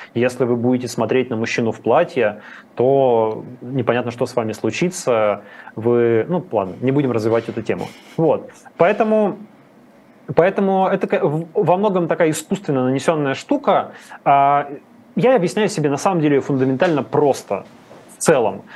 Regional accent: Yekaterinburg, Sverdlovsk Oblast, Russia; я из Екатеринбурга

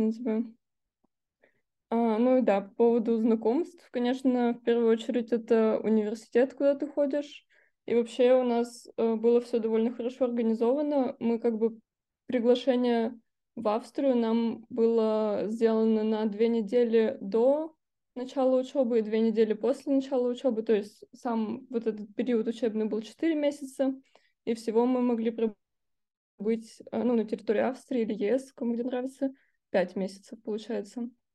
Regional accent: Russia; я из России

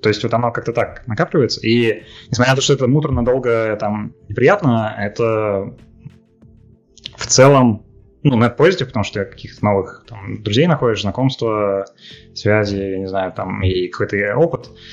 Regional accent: Russia; moved away; also born or lived in Minsk, Belarus; я же из России

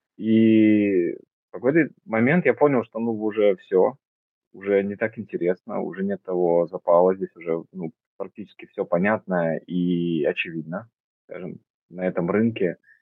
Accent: Omsk, Omsk Oblast, Russia; я родился в Омске, и там получился, стал фотографом

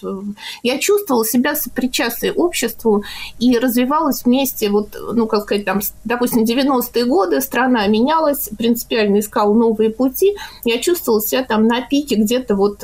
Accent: Moscow, Russia; Мне 54 года, я москвичка.

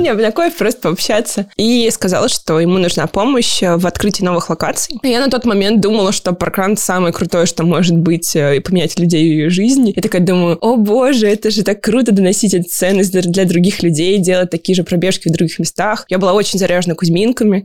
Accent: Siberia, Kemerovo Oblast, Russia; moved away as an adult; now in Moscow, Russia; Я родилась в Сибири, в Кемеровской области, поэтому была очень рада, когда открылся паркран в Кемерово, практически в моем родном городе

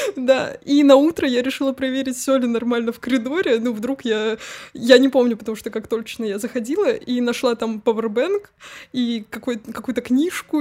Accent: Tver, Tver Oblast, Russia; now in Moscow, Russia; я уехала из Твери как раз-таки, потому что ну, Тверь намного меньше, чем Москва

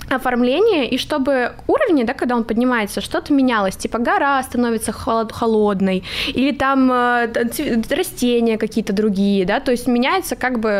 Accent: Crimea, Ukraine; Я просто из Крыма, я не знала, что еще придумать

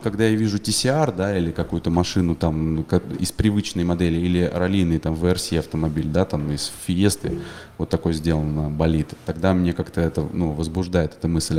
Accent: Saint Petersburg, Russia; я в детстве, когда на Невское кольцо с папой ходил на кольцевые гонки в Питере

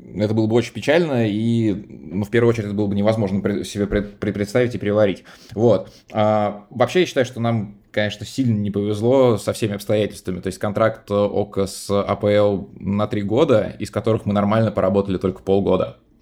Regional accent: Moscow, Russia; в детстве еще в Москве

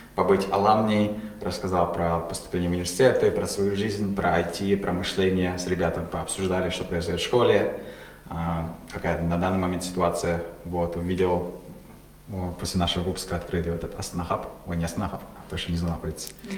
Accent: Kazakhstan; мы казахи

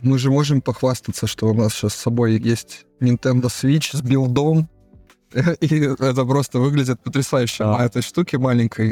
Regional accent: Saint Petersburg, Russia; я с Ленинграда, отсюда вот прям с острова Васильевского

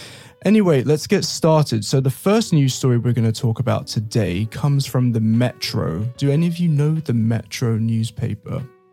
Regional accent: London, United Kingdom; moved away; I'm from London

